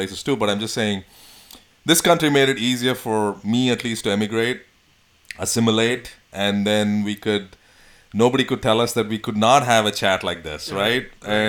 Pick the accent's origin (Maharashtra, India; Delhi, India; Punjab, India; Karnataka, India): Karnataka, India; Bangalore; now in United States; I'm from Bangalore, South India, South India.